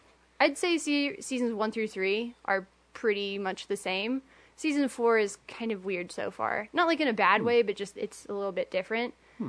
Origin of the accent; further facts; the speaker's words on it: Wichita, Kansas, United States; my hometown